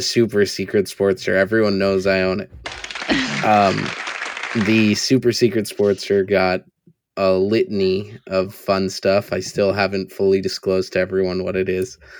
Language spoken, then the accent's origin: English; East County, San Diego, California, United States; I am from East County